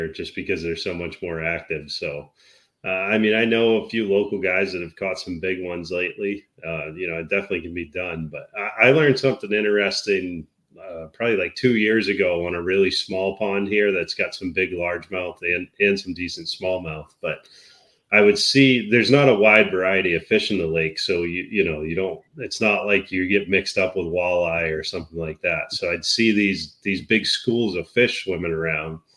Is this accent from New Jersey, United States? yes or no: no; Virginia, United States; moved away; I grew up down in Virginia and we ate fish, freshwater fish all the time.